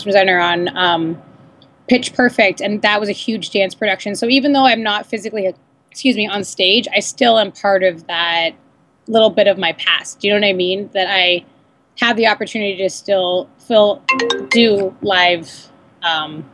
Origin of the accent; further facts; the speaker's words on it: San Diego, California, United States; moved away as an adult; also born or lived in Los Angeles; I came back down to San Diego, which is my hometown